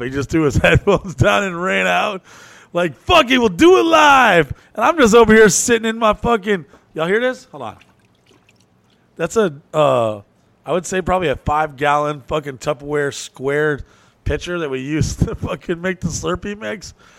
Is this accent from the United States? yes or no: yes; New Orleans, Louisiana, United States; I was born in New Orleans